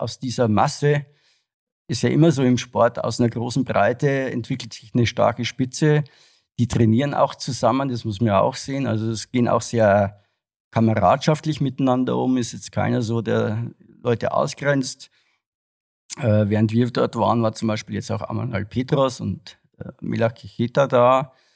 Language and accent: German; Regensburg, Bavaria, Germany; moved away as an adult; also born or lived in Frankfurt; in meiner Heimatstadt in Regensburg